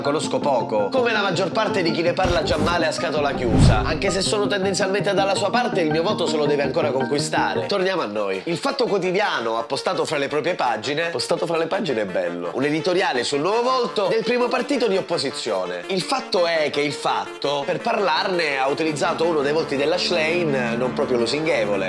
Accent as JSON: {"language": "Italian", "town": "Isola delle Femmine", "region": "Sicily", "country": "Italy", "said": "ormai da decenni il livello di discussione nel mio paesino si è fermato alle scuole elementari"}